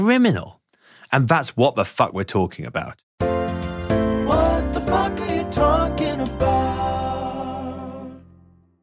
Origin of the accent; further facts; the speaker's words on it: England, United Kingdom; I was a nerdy teenager growing up in England